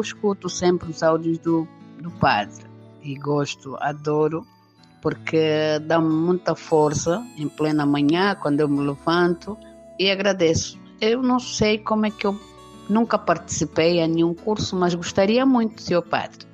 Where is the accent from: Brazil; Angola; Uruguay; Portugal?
Angola; sou de Angola